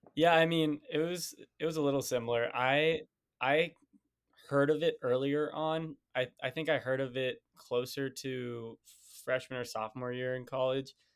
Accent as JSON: {"language": "English", "town": "Las Vegas", "region": "Nevada", "country": "United States", "moved": "yes", "lives_now": "New York, United States", "said": "I'm not from here, I'm from Las Vegas"}